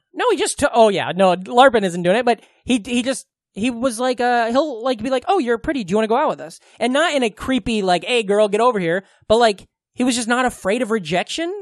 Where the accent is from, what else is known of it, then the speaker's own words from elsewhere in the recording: Glenwood, United States; Glenwood, my hometown